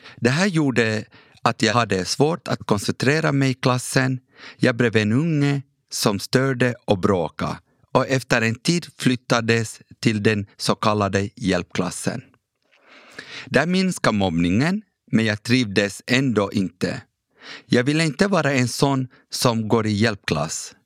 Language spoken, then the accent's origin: Swedish; Ekenäs, Uusimaa, Finland; first language Kurdish; Swedish is a second language; also born or lived in Iraqi Kurdistan / Turkey; Fem år senare kom jag som flykting till Ekenäs och fick växa upp som finlandssvensk